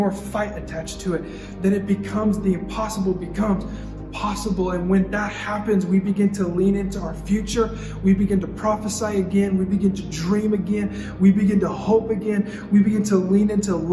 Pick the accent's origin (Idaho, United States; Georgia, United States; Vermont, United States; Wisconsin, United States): Idaho, United States; Nampa; moved away; I am from Idaho, and everyone thinks that's like country